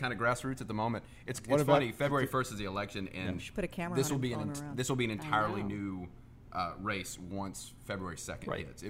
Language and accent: English; Pass Christian, Mississippi, United States; now in New Orleans, United States; I grew up on the coast. So I grew up an hour away from out of New Orleans.